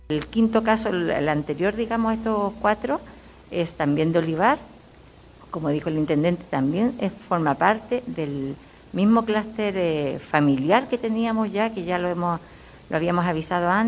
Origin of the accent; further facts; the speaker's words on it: Lo Conti, O'Higgins, Chile; porque somos de Lo Conti